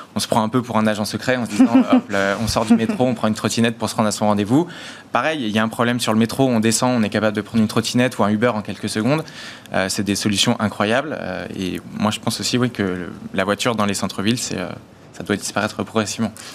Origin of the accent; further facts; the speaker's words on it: Paris, Île-de-France, France; je suis parisien euh, depuis que je suis petit